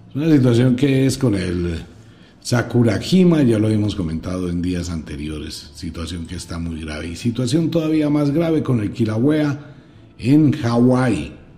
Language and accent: Spanish; Colombia; solamente hablo como colombiano